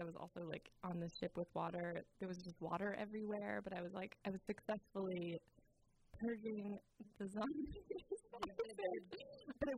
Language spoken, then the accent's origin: English; Garberville, California, United States; my hometown